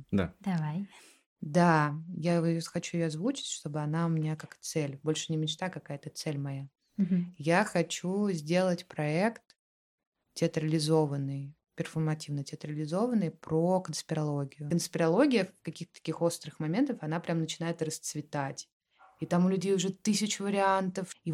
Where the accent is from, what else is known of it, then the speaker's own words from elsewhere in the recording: Russia; Я россиянин просто